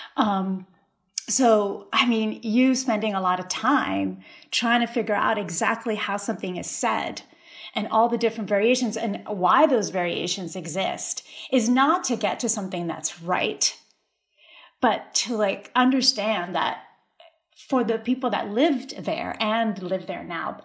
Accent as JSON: {"language": "English", "town": "Berkeley Heights", "region": "New Jersey", "country": "United States", "tie": "born or raised there", "also_born_or_lived": "Puerto Rico", "second_language": "English"}